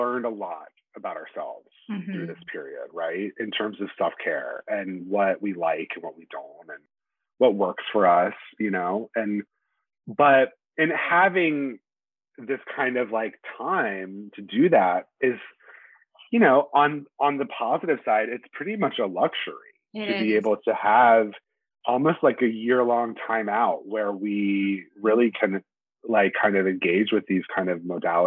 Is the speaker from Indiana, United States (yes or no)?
no; Charlotte, North Carolina, United States; moved away as an adult; now in Brooklyn, New York, United States; I grew up in North Carolina